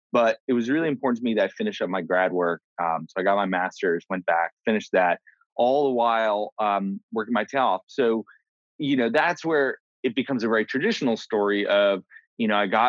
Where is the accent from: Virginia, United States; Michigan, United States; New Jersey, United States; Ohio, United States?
New Jersey, United States; Jersey City; now in Los Angeles, United States; I grew up in Jersey City